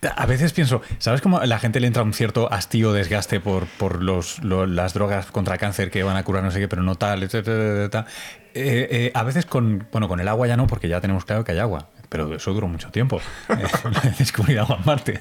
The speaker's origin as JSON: {"language": "Spanish", "country": "Spain", "said": "como español"}